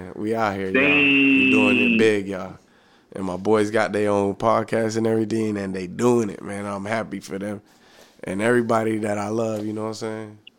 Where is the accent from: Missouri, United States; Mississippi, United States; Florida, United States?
Florida, United States; Hollywood; I'm from Miami, Florida, Hollywood, Florida, really.